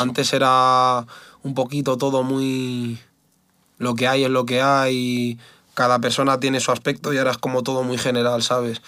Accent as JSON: {"language": "Spanish", "country": "Spain", "said": "yo soy español"}